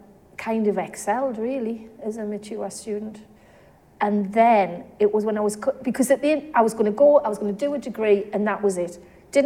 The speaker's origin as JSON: {"language": "English", "town": "South Shields", "region": "North East England", "country": "United Kingdom", "tie": "born or raised there", "said": "So you can tell from my accent, I'm quite local. I was brought up in South Shields."}